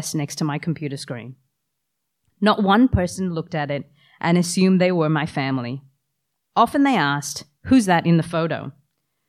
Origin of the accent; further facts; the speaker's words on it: New South Wales, Australia; also born or lived in Canada; I was born in Canada, but grew up in Australia